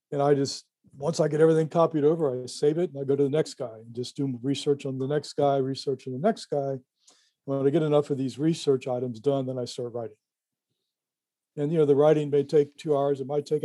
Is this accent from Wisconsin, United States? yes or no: no; Cincinnati, Ohio area, United States; I live 3 miles from here right now